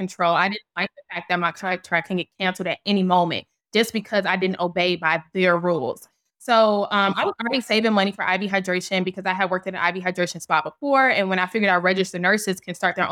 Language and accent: English; Chicago, Illinois, United States; moved away as an adult; also born or lived in Kentucky; I started off back in Chicago, my hometown